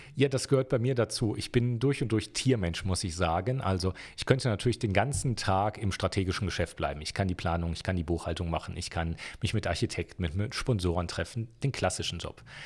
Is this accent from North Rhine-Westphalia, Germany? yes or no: yes; Wuppertal, North Rhine-Westphalia, Germany; moved away as an adult; now in Innsbruck, Austria; geboren in Wuppertal, Deutschland